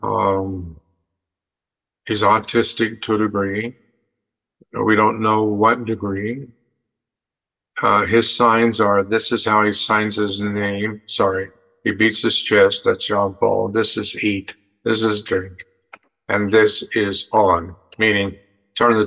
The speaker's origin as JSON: {"language": "English", "region": "Western Colorado", "country": "United States", "tie": "born or raised there", "also_born_or_lived": "El Paso, Texas", "said": "I grew up in Western Colorado"}